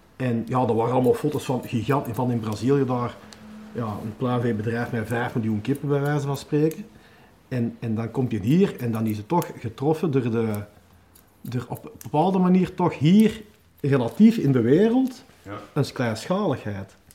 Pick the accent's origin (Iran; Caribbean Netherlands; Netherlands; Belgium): Belgium; Hoogstraten, Flanders; ik ben ik geboren en getogen in Hoogstraten